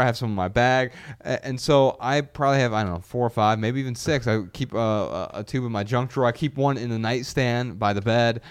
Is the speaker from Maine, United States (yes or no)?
no; Dayton, Ohio, United States; moved away; being back in Dayton, my hometown